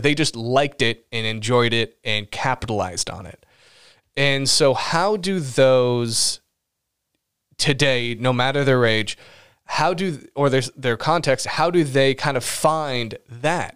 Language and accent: English; Los Angeles, California, United States; I was born in Los Angeles